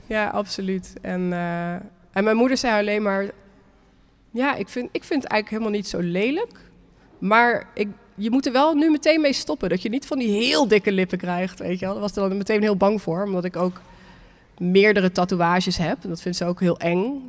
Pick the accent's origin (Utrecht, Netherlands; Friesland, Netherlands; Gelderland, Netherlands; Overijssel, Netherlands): Gelderland, Netherlands; Nijmegen; in Nijmegen, waar ik vandaan kom